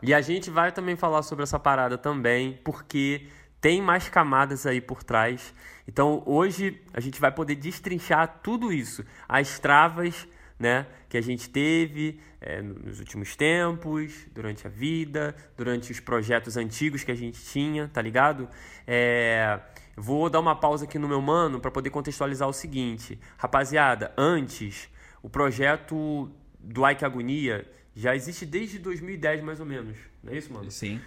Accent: Rio de Janeiro, Brazil; Quando eu era menorzão, lá no Morro da Fé, onde eu cresci

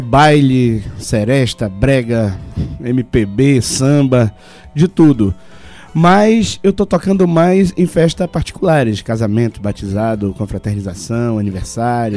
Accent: Pará, Brazil; eu sou paraense e amo essa nossa cultura

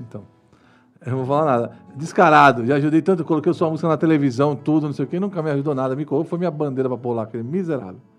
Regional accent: Guarulhos, São Paulo, Brazil; Eu nasci em Guarulhos

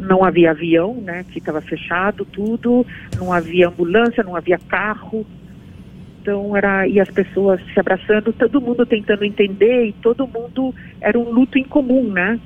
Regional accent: Brazil; eu cresci no Brasil

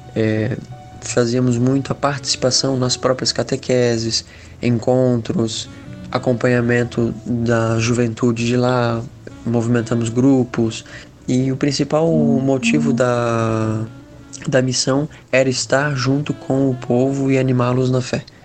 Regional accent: Itajaí, Santa Catarina, Brazil; tenho 23 anos, sou de Itajaí, Santa Catarina

